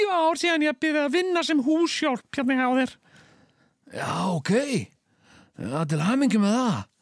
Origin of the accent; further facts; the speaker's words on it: El Salvador; Icelandic is a second language; now in Iceland; Nei, ég er frá El Salvador.